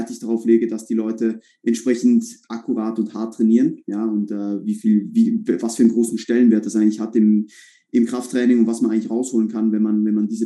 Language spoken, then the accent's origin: German; Switzerland; now in Vienna, Austria; bin ursprünglich Schweizer, ja, so wie Samuel auch, ähm, wohne aber seit eineinhalb Jahren in Wien bin hierher gezogen